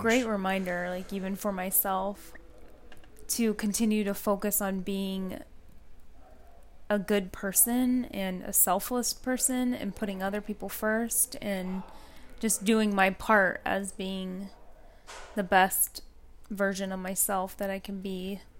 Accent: West Coast, United States; moved away; the West Coast, even where I grew up

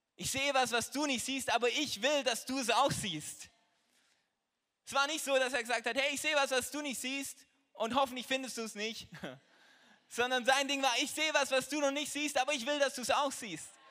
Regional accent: Trossingen, Baden-Württemberg, Germany; ich bin Apotheker hier in Trossingen, das ist die Stadt, wo ich herkomme

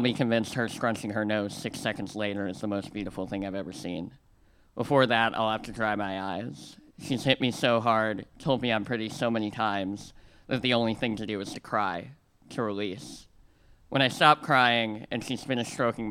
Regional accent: Missouri, United States; I come from a land of rivers. In Missouri, the only lakes are man-made

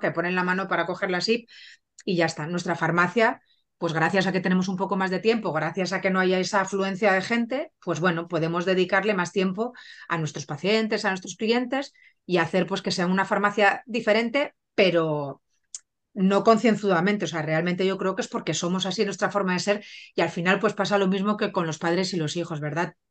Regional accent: Barcelona, Catalonia, Spain; also born or lived in Benidorm; me fui a Barcelona porque yo soy de allí de Barcelona y fui a estudiar farmacia

